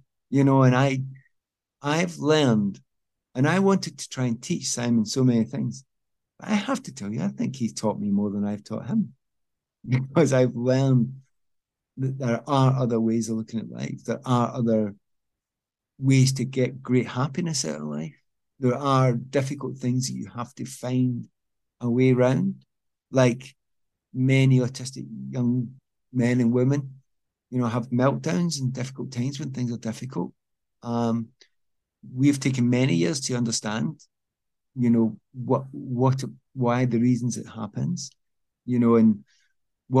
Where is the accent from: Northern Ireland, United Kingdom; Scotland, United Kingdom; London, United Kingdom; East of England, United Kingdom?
Scotland, United Kingdom; moved away as an adult; also born or lived in England; I'm from Scotland.